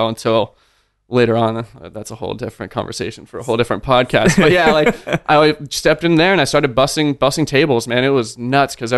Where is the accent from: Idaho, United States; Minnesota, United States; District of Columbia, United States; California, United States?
California, United States; Sacramento; moved away as an adult; also born or lived in Redwood City, California / Santa Cruz, California / San Francisco, California; now in Austin, United States; I was born in Redwood City. But I'd say I'm definitely more by way of Sacramento. That's where I grew up